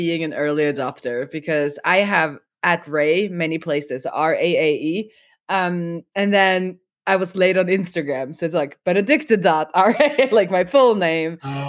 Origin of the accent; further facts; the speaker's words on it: Norway; Yeah, we're actually from Norway, but holidaying in Sweden.